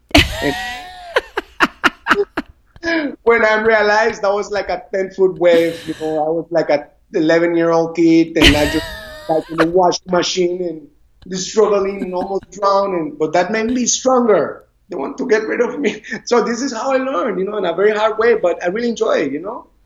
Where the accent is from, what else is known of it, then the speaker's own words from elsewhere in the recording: Puerto Viejo, Limón, Costa Rica; English is a second language; I grew up on the Caribbean side, Puerto Viejo